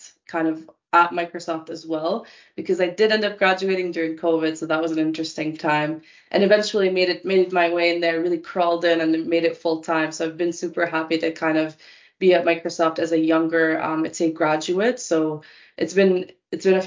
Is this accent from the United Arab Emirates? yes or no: yes; Dubai, United Arab Emirates; moved away; also born or lived in Canada; I was born and raised in Dubai for most of my life before we immigrated to Canada